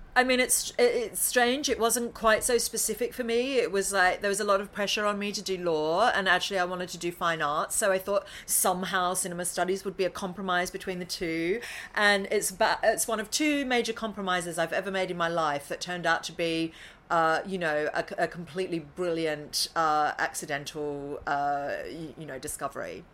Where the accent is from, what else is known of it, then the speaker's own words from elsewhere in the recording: Currumbara, Victoria, Australia; moved away as an adult; also born or lived in Melbourne; now in London, United Kingdom; the town is called Currumbara, I'm an Aussie